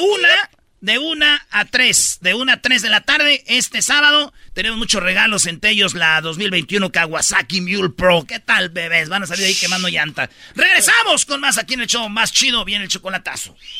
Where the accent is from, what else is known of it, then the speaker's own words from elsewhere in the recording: Jiquilpan, Michoacán, Mexico; yo soy de Jiquilpan, Michoacán, donde nació Lázaro Cárdenas del Río